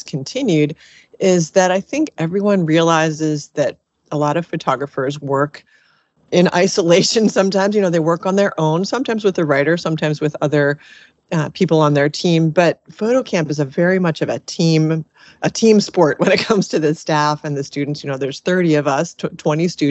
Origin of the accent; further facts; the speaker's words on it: Annapolis, Maryland, United States; a small nonprofit here in my hometown of Annapolis, Maryland